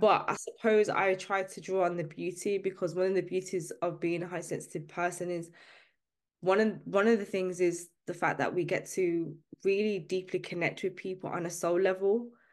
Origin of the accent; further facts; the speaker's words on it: Birmingham, West Midlands, United Kingdom; I'm from the U K, uh, I'm, I'm from Birmingham specifically. I grew up in a working class background